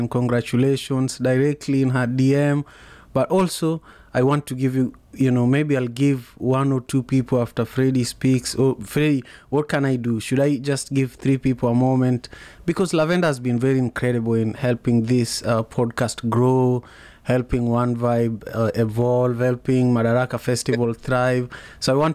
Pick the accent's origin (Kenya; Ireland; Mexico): Kenya; moved away as an adult; now in United States; growing up in Kenya, where when I was growing up, we didn't have TV